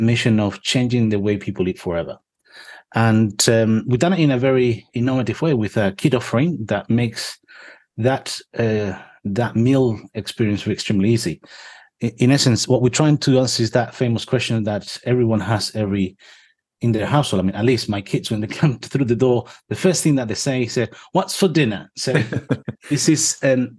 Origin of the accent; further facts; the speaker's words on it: Spain; moved away; I'm originally from Spain